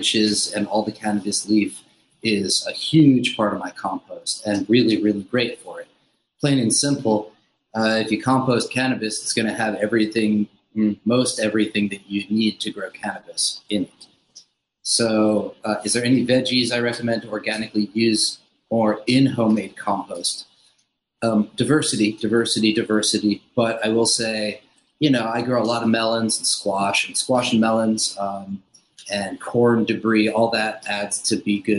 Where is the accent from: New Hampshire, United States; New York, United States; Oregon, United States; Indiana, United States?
New York, United States; Upstate; moved away; Upstate New York, just a little bit north of New York City